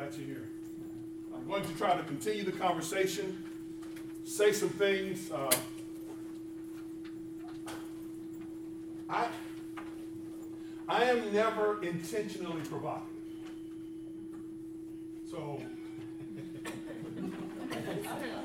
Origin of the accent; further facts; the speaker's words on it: California, United States; also born or lived in Birmingham, Alabama; I don't know if I'm a native Californian or not, but I've been here since I was two. So, I was born in Birmingham, Alabama